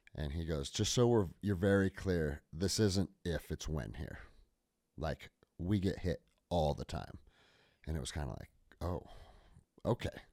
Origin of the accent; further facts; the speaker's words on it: Snohomish, Washington, United States; I grew up outside of Seattle, Washington, in a small farm town called Snohomish